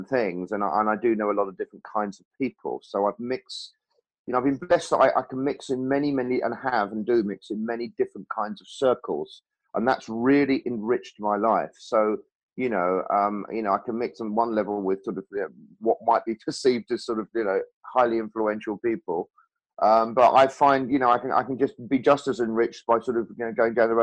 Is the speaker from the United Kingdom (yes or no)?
yes; Norfolk, East of England, United Kingdom; when I was actually in Norfolk, sort of from about 7 to 18, and when I was at school there at 13